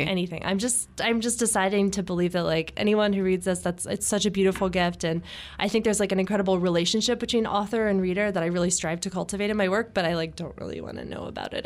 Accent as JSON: {"language": "English", "town": "Los Angeles", "region": "California", "country": "United States", "tie": "born or raised there", "said": "I grew up in the Hollywood Hills"}